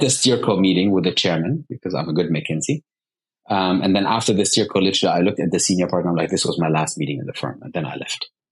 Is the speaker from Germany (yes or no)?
yes; Bonn, North Rhine-Westphalia, Germany; moved away as an adult; also born or lived in Dubai; I was born in Bonn, Bonn, Germany, which used to be the capital